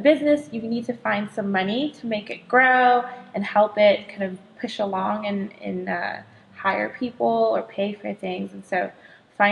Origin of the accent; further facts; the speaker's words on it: Southern California, United States; moved away as an adult; I'm originally from Southern California